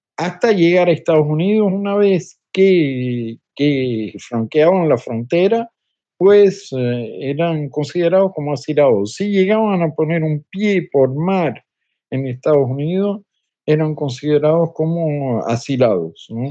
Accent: Cuba; now in Paris, France; mi país natal, en Cuba

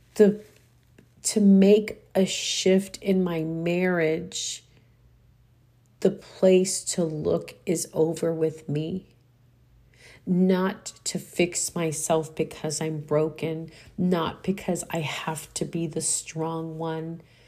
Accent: Texas, United States; also born or lived in Houston / San Antonio; I am a Texan

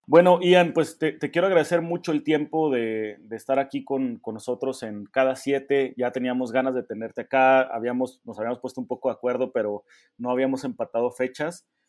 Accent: Mexico; nosotros como mexicanos

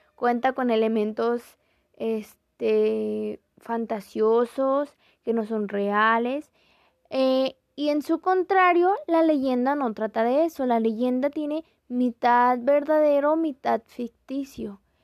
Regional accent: Mexico; nuestra cultura como mexicanos

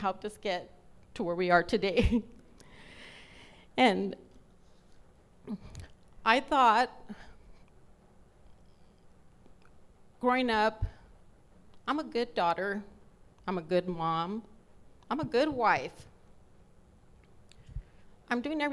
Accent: Los Angeles, California, United States; I was born in East L.A., but I was like 3 or 4, we moved to West L.A.

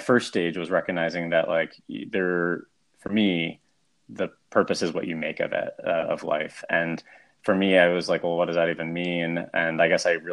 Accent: Abington, suburb of Philadelphia, Pennsylvania, United States; moved away as an adult; now in New York, United States; a suburb of Philadelphia called Addington

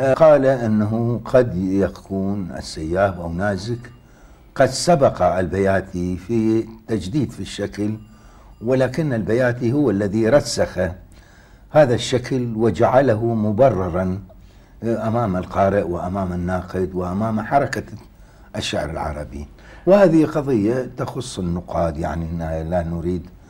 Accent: Baghdad, Baghdad Governorate, Iraq; شهدت بغداد منذ مولدي حتى الآن

